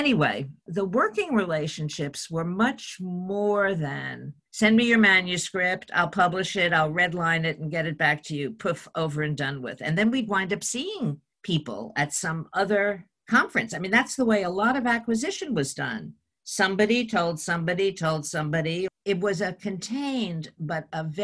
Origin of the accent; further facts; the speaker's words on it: New York City, New York, United States; from the Bronx